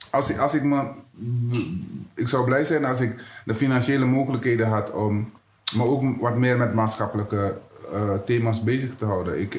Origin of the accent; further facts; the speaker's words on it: Netherlands; Of ik, ben, ik ben ook Nederlander.